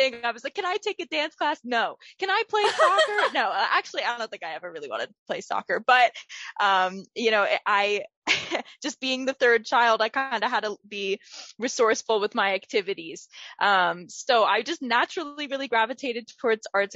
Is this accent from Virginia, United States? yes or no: no; Villanova, Pennsylvania, United States; I grew up in Villanova, Pennsylvania. I went to Radnor Township School District my whole life, K through 12